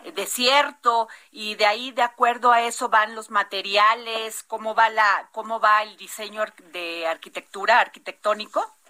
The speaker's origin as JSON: {"language": "Spanish", "region": "Veracruz", "country": "Mexico", "said": "mi tierra, Veracruz"}